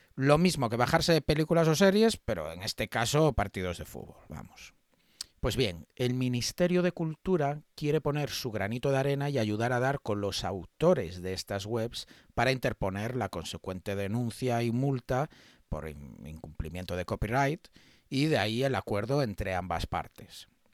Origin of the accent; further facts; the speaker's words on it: Galicia, Spain; Yo como gallego